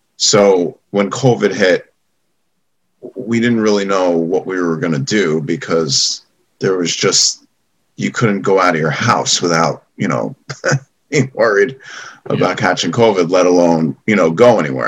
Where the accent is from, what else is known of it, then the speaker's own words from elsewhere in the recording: Great Neck, New York, United States; moved away as an adult; now in New York City, United States; I grew up in uh, Roslyn and uh, Great Neck area